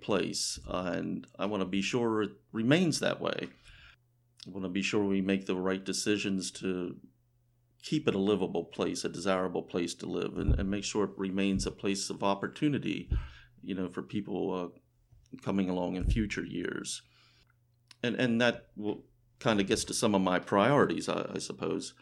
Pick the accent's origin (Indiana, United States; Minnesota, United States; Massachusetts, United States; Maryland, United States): Maryland, United States; Frederick County; I was born in Frederick County and have lived here most of my life